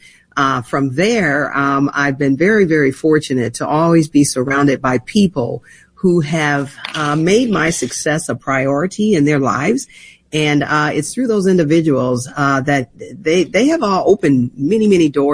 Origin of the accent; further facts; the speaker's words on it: St. Paul, Minnesota, United States; a 10-year-old girl growing up in St. Paul